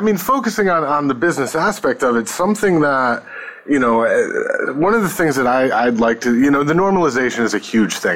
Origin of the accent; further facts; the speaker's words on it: Northeast, United States; also born or lived in New York / Connecticut; I grew up mostly in the Northeast, you know, New York and, and Connecticut